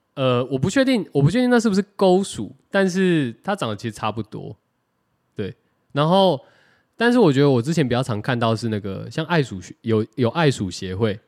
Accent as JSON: {"language": "Chinese", "country": "Taiwan", "said": "我们台湾人"}